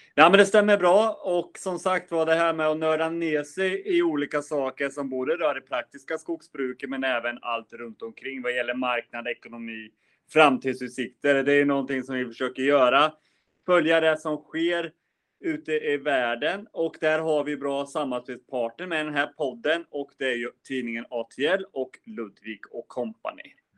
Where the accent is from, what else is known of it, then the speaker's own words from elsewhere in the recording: Östergötland, Sweden; du och jag som östgötar